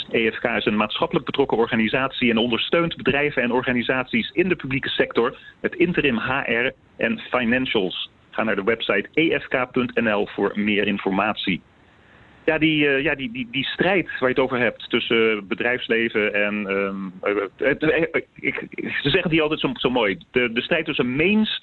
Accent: United States; Dutch is a second language; We zijn allemaal als Amerikanen geïndoctrineerd in het feit dat de leider het weet.

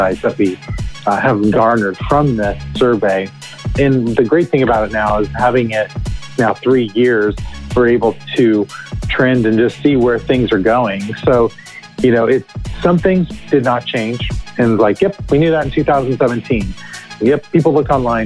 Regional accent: Southern California, United States; now in Nashville, United States; I'm originally from Southern California, but I've been in Nashville long enough to where I feel like I'm a native

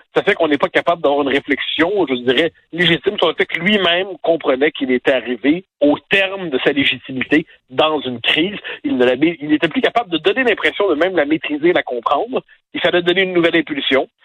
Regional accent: Quebec, Canada; now in France; je suis en France, je suis un Québécois, hein, donc j'ai tous hmm. nos codes culturels

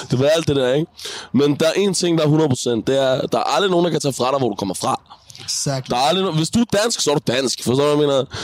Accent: Denmark; Men jeg, jeg er født i Danmark og har opvokset i Danmark, du ved.

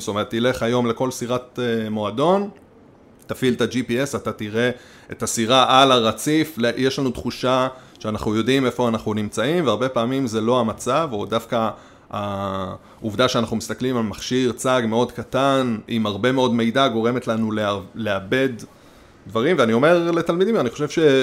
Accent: Nahshon, Israel; אני קיבוצניק, לא מהקיבוצים שעל הים

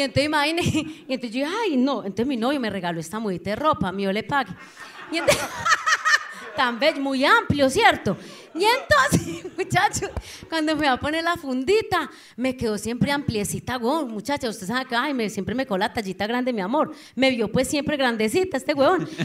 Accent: Anorí, Antioquia, Colombia; moved away; yo vengo de un pueblo, yo soy de Anorí, nordeste Antioquia

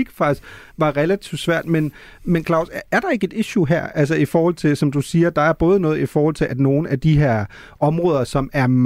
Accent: Germany; Danish is a second language; now in Denmark; når man jo selv er, er født og opvokset i Tyskland og bor i Danmark

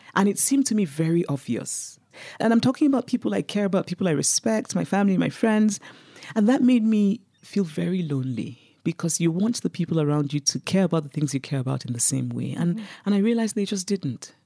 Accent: Nigeria; moved away as an adult; also born or lived in United States; I grew up in Nigeria, I was under military dictatorships

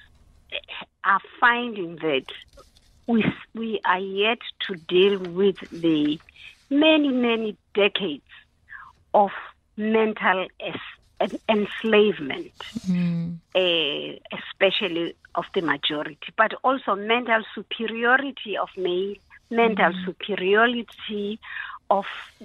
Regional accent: South Africa; as a South African society

